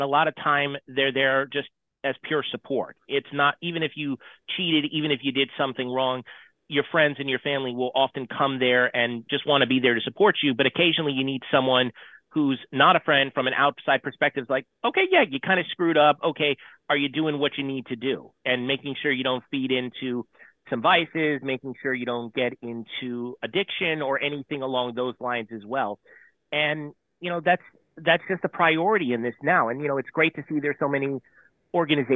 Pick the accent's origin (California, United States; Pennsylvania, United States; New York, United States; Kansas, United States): California, United States; San Diego; moved away as an adult; also born or lived in Wilmington, Delaware; I'm a Southern California kid born and raised in San Diego